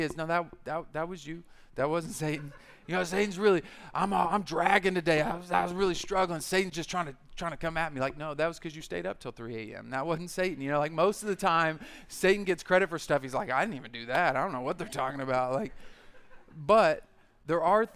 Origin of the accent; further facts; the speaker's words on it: United States; I grew up in the American church